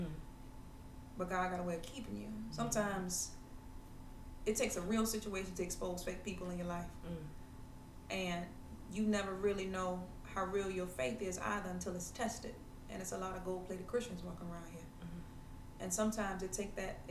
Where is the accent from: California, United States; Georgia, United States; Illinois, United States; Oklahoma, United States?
Georgia, United States; Savannah; Born and raised in Savannah. I love my city